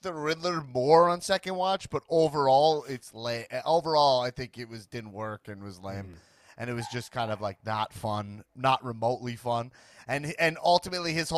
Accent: New York, United States; As like a New Yorker

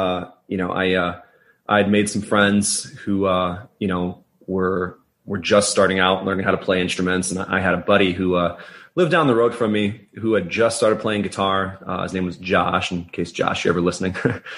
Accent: Saratoga, United States; But, I saw that show, in my hometown of Saratoga at the time.

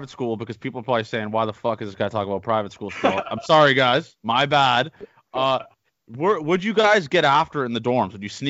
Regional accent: Milton, Ontario, Canada; I'm from the Canadian version of this town. It's Milton, yeah. Massachusetts. I'm from Milton, Ontario, Canada.

